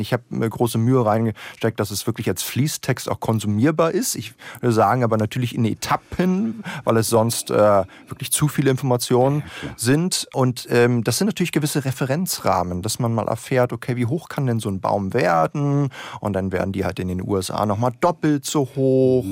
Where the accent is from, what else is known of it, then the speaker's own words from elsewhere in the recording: Berlin, Germany; Ich bin ja Berliner